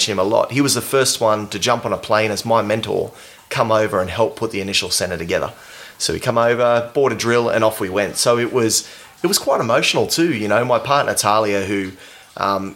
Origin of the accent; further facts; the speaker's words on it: Sydney, New South Wales, Australia; moved away; also born or lived in Perth / far north Queensland; When I grew up in Western Sydney